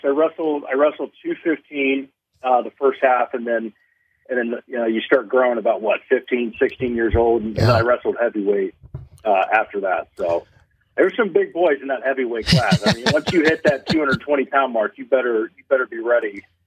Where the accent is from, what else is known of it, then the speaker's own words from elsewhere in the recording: Johnstown, Ohio, United States; I'm born and raised in Central Ohio. I grew up in a little town, Johnstown, Ohio, just east of Columbus. So I'm a Buckeye